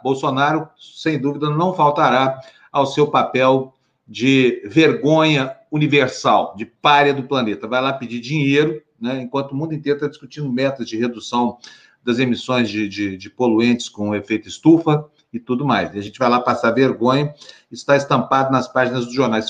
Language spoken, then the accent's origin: Portuguese; Uberlândia, Minas Gerais, Brazil